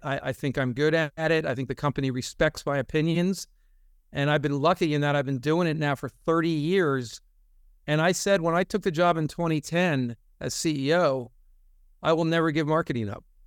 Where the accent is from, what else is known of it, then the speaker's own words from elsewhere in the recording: New Jersey, United States; moved away as an adult; also born or lived in Philadelphia; I was raised in North Jersey